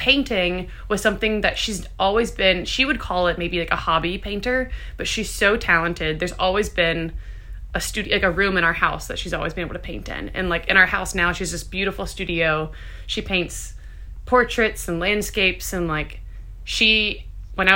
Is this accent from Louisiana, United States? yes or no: yes; Baton Rouge, Louisiana, United States; also born or lived in St. Francisville, Louisiana / Charleston, South Carolina; now in New Orleans, United States; I was technically... born in Baton Rouge and then lived there till I was 10. And then my parents moved us out to the country, a little town called St. Francisville.